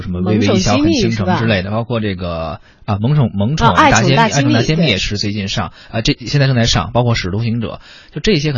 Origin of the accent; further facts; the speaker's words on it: China; 也能够来反映说我们中国人的一种。对于生命哲学的一种理解吧